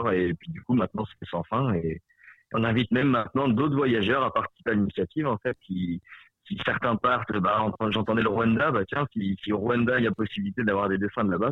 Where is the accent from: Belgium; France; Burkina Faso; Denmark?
France; Cathy est mexicaine et moi je suis français